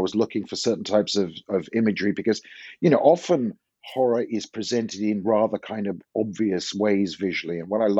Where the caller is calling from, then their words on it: Santa Cruz, California, United States; I'm talking from Santa Cruz, which is a kind of smallish university town about 70 miles south of San Francisco on the west coast of California.